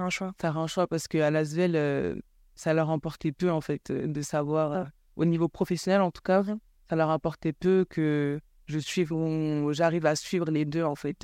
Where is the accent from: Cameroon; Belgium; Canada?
Cameroon; now in France; grandi là où j'ai grandi, donc au Cameroun